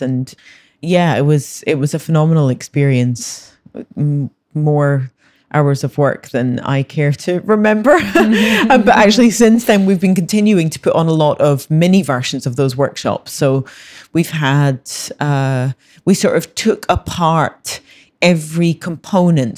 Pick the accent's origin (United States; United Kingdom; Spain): United Kingdom; Scotland; I was born in Scotland, grew up in Scotland, I've always lived there